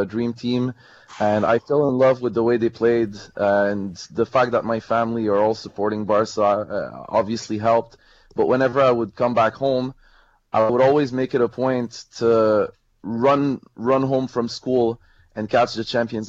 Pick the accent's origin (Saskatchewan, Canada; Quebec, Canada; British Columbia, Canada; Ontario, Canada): Quebec, Canada; Montreal; people such as myself who were born in Montreal